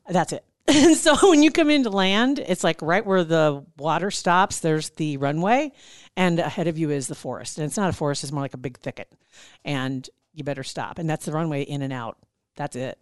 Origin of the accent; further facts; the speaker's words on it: Nebraska, United States; I'm from Nebraska